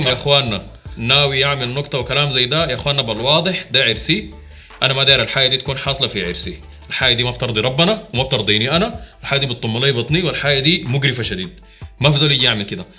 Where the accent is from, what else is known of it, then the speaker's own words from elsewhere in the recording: Sudan; عندنا في السودان